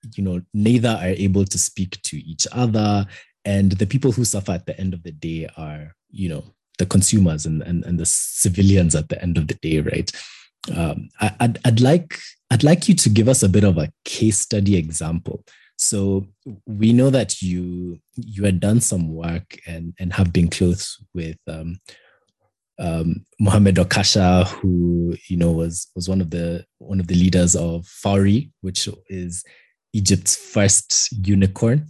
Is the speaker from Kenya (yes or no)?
yes; Kenya; as a Kenyan